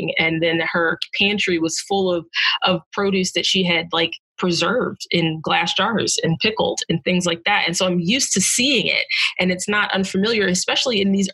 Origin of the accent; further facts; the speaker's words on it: New Jersey, United States; I grew up in South Jersey, just right outside of Philadelphia, and then I moved back there a few years ago